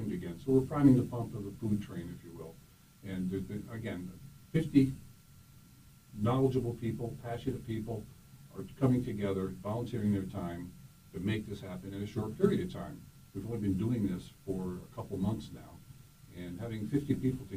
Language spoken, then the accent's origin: English; Rotterdam, New York, United States; I grew up in Rotterdam, Schenectady County